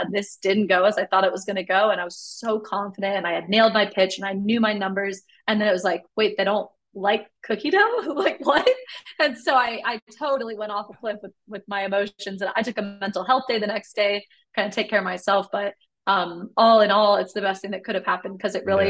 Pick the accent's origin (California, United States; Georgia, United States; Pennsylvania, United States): California, United States; Sacramento; also born or lived in Carrollton, Texas; now in Texas, United States; as a kid growing up in California